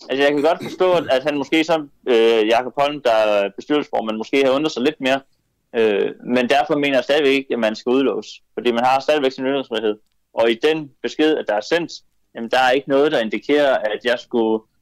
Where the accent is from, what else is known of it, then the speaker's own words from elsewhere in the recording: Denmark; jeg tænker lidt, at, at vi har ytringsfriheden hjemme i Danmark.